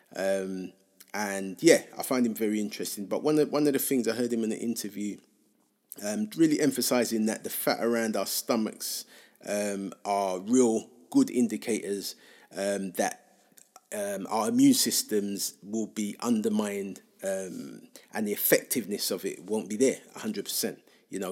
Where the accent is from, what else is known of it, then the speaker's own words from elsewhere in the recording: London, United Kingdom; growing up in Hackney and growing up in the U K